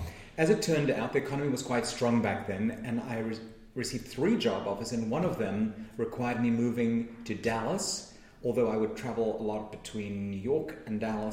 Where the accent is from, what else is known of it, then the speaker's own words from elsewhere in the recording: Cape Town, Western Cape, South Africa; accent: South African; moved away as an adult; now in United States; I lived in South Africa for 20 years before I arrived on these shores.